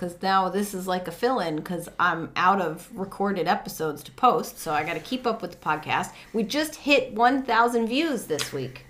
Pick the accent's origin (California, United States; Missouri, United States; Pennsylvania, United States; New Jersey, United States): New Jersey, United States; I was from Jersey.